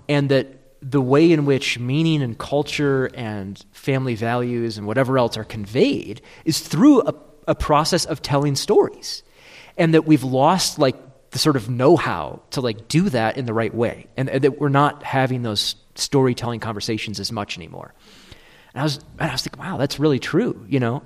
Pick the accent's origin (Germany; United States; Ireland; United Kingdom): United States; Michigan; I'm from Michigan